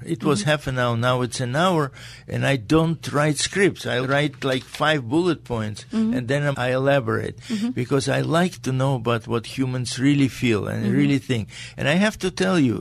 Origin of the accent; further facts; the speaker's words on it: Riga, Latvia; English is a second language; moved away; also born or lived in Caracas, Venezuela / Hong Kong; It was Latvia. I was born in Riga, Latvia.